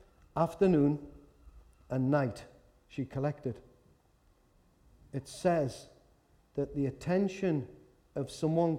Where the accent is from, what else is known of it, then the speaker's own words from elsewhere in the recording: Newcastle upon Tyne, North East England, United Kingdom; accent: Geordie; I'm from Walker